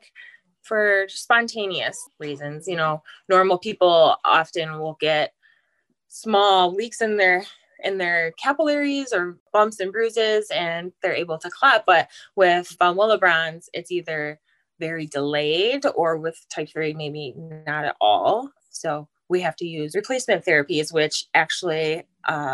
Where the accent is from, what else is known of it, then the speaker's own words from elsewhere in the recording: halfway between Lansing and Detroit, Michigan, United States; I'm from Michigan, kind of halfway between Lansing and Detroit. And I married my high school sweetheart.